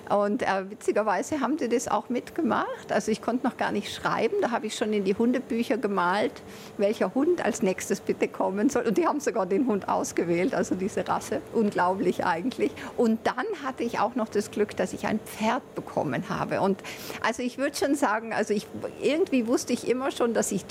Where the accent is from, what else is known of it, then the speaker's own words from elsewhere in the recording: Trentino-Alto Adige, Italy; also born or lived in Bologna; Ja, also ich war auf der deutschen Schule. In Italien, in Südtirol kann man ja wählen, auf welche Schule man geht. Ich war auf der deutschsprachigen Schule, aber immer mit der Zweitsprache Italienisch